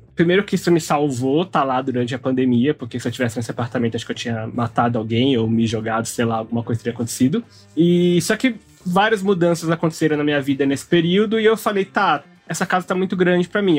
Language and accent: Portuguese; São Paulo, Brazil; Eu cresci na Zona Oeste, na Pompeia, Perdizes, Lapa, aquele miolo